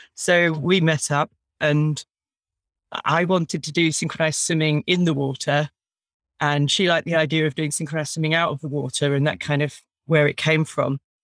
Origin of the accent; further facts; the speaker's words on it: Brighton, South East England, United Kingdom; I was brought up in Brighton